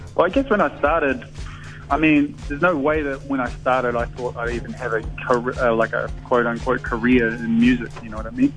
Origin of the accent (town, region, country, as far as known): New Zealand; born or raised there